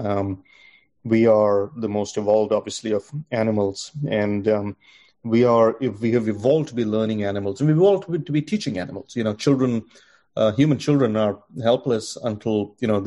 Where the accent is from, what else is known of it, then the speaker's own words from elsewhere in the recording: India; moved away; growing up in India, going to college